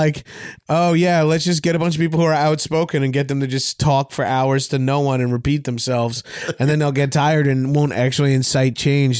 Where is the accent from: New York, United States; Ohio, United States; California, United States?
New York, United States; Long Island; You're from Boston. I'm from Long Island.